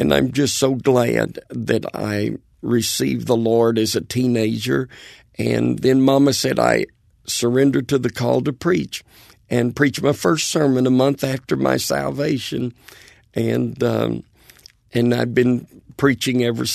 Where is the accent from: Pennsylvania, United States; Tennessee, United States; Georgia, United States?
Tennessee, United States; Bristol; I was brought up in Bristol, Tennessee, over in East Tennessee